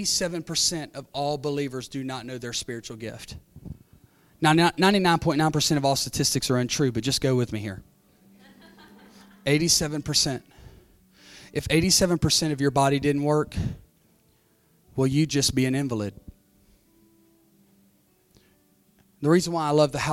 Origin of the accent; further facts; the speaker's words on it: Pennsylvania, United States; I was born in Pennsylvania